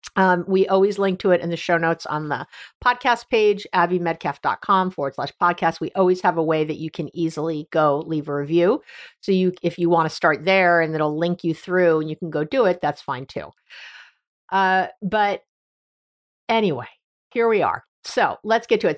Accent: New York, United States; also born or lived in Northern California; now in San Francisco area, United States; I'm from New York originally and here in Northern California where I live, right outside San Francisco

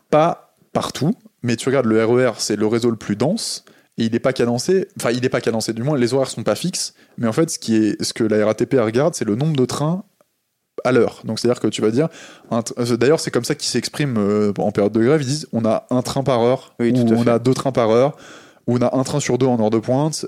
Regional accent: Le Havre, Normandy, France; Je suis né au Havre

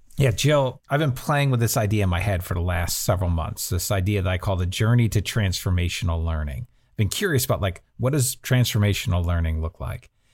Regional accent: New Jersey, United States; I grew up in New Jersey

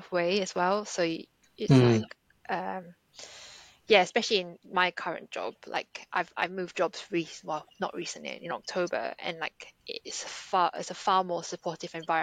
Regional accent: Singapore; moved away; I grew up in Singapore

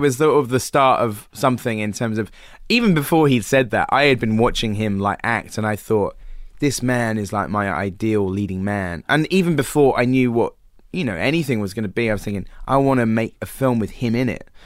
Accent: Wells, South West England, United Kingdom; moved away; I grew up there

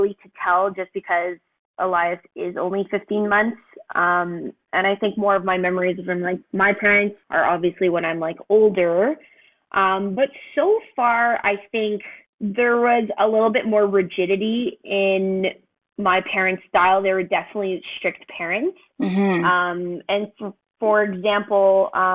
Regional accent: Montreal, Quebec, Canada; I'm originally from Montreal

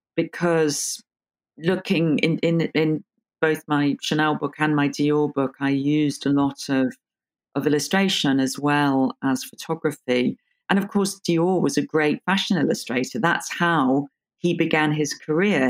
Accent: London, United Kingdom; I was born in London and grew up in, in London

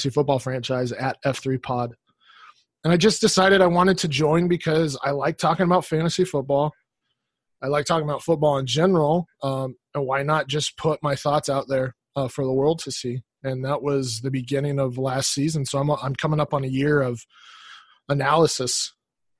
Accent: Colorado, United States; So, I grew up in Colorado, Denver Broncos fan.

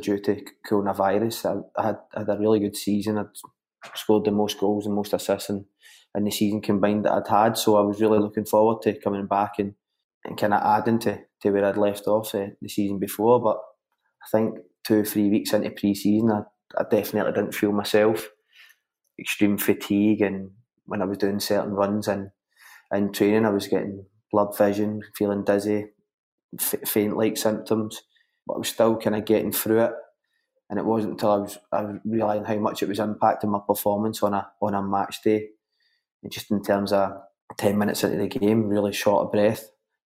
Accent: Glasgow, Scotland, United Kingdom; growing up in Glasgow, you're kind of brought up in a football world with the Rangers and Celtic thing.

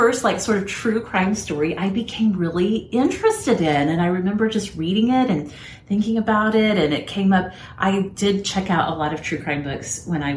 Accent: Houston, Texas, United States; I, myself, was born in Houston in a hot June when my parents' air conditioning was out

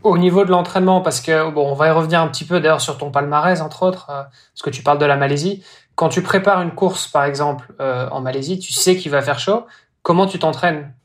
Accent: Belgium; now in Brittany, France; je suis belge

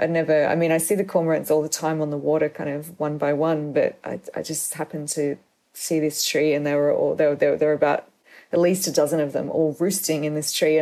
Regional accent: Sydney, New South Wales, Australia; the area where I grew up is really where Sydney proper ends. I mean, I'm from Sydney. I still live

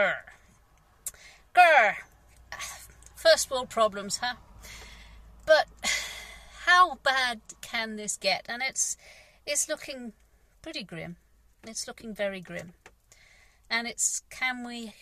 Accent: England, United Kingdom; I'm English. I'm British.

